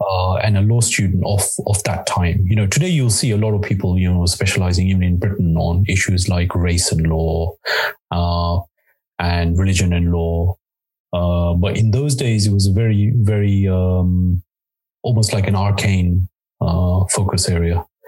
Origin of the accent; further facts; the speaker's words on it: Nairobi, Kenya; moved away; also born or lived in Mombasa, Kenya / United Kingdom; with my family, I moved to the UK. We lived uh, for the most part in Nairobi